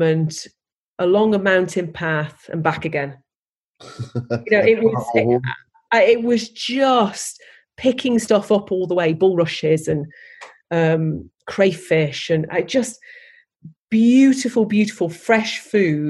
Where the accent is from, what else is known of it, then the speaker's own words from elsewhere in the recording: Stoke-on-Trent, West Midlands, United Kingdom; I'm from Stoke